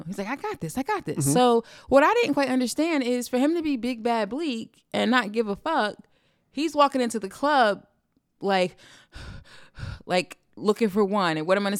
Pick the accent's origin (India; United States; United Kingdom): United States; East Orange, New Jersey; I'm from East Orange.